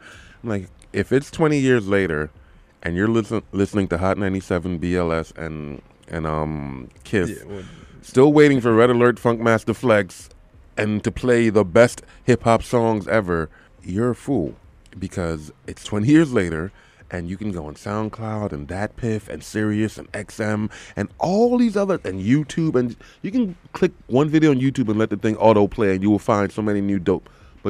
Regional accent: the South, United States; And I'm from the South.

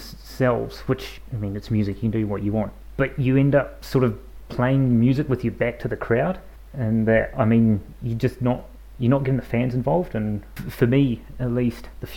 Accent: New Zealand; accent: New Zealand; my New Zealand accent

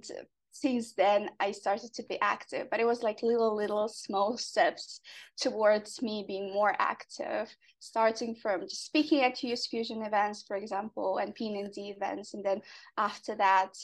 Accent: Semey, Abai Region, Kazakhstan; now in Astana, Kazakhstan; I'm from Kazakhstan. I'm based currently in Astana, but I was born in Simei, which is a former nuclear test site

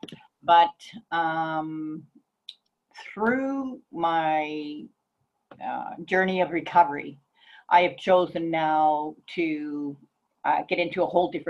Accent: Calgary, Alberta, Canada; moved away as an adult; also born or lived in Vancouver; I was raised in Calgary

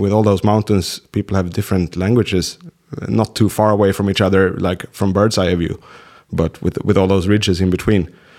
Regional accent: Sweden; For us Swedes

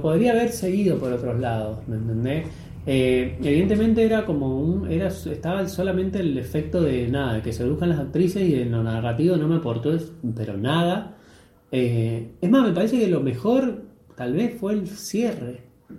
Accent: Argentina; ahora estamos en Argentina

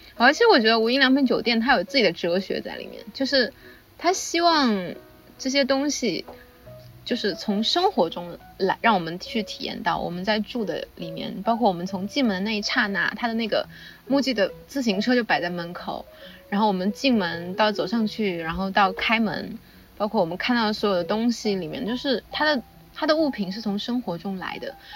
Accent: China; 我们是中国人

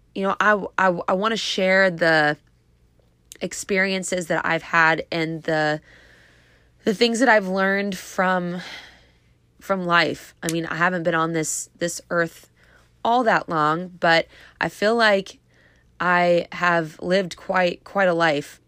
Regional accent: Clearwater, Florida, United States; now in Tampa, United States; I was actually born here. I was born in Clearwater.

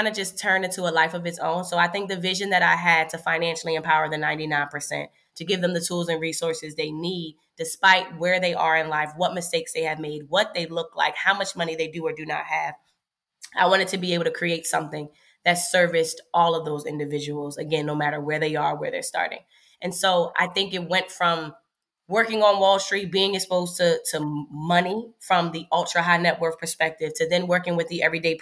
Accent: Philadelphia, Pennsylvania, United States; moved away as an adult; also born or lived in Washington, D.C.; I'm from Philadelphia

